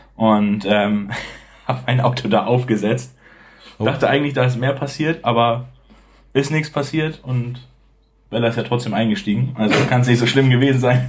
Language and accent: German; Bad Oldesloe, Schleswig-Holstein, Germany; also born or lived in Hamburg; ich ähm, lebe eigentlich schon mein ganzes Leben in Bad Oldesloe, das ist zwischen Lübeck und Hamburg, relativ in der Mitte.